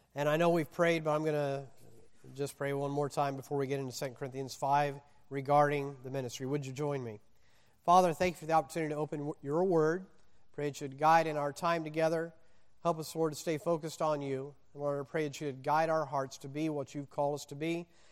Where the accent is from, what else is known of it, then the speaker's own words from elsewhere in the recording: Indiana, United States; moved away; also born or lived in Mississippi / Wisconsin / the West; I was born in Mississippi, raised in Indiana, college in Wisconsin